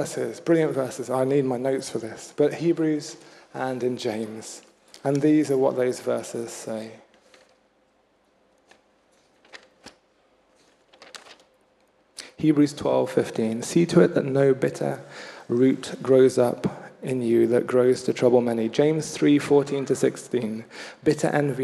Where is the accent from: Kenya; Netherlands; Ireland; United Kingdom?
Kenya; moved away; I had a Swahili teacher growing up in Kenya.